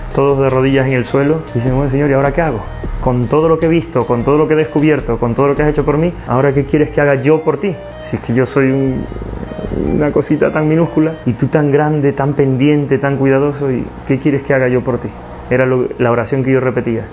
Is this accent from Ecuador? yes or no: yes; Ecuador; moved away; also born or lived in Spain; Soy natural de Ecuador